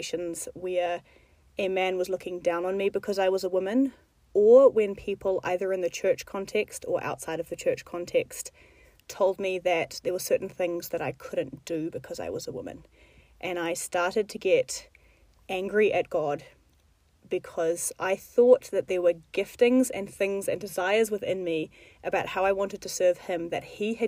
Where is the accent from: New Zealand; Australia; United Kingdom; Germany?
New Zealand; moved away as an adult; now in Middle East; I'm from New Zealand.